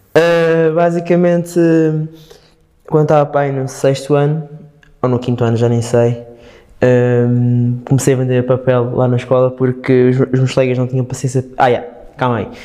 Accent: Madeira, Portugal; moved away; eu sou da Madeira, a minha família está lá. Eu estou cá

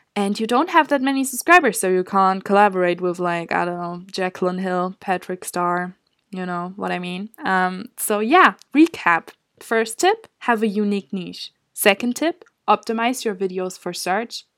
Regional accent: Germany; moved away as an adult; now in Scotland, United Kingdom; I'm from Germany

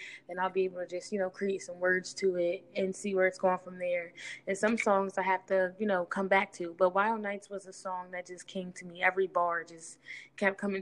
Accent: Wilmington, Delaware, United States; I'm from Wilmington, Delaware

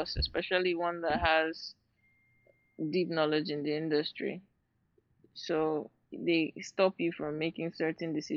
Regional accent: Port Harcourt, Rivers State, Nigeria; accent: Nigerian; now in London, United Kingdom; I grew up in Port Harcourt

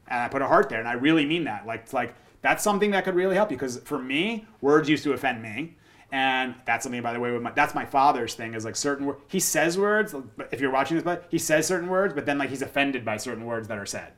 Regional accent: United States; I grew up in Jersey or New York, and I played sports

